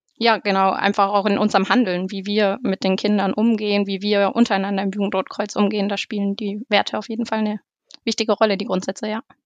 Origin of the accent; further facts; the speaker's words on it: Neuendettelsau, Bavaria, Germany; Ich komme aus Neuen-Dettelsau im Kreisverband Ansbach, dem Bezirk Obermittelfranken